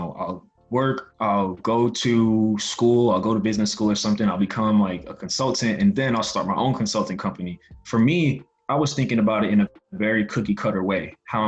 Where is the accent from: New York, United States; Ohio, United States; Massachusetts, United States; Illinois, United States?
New York, United States; New York City; I grew up in Brooklyn, New York. Both of my parents came to New York from Haiti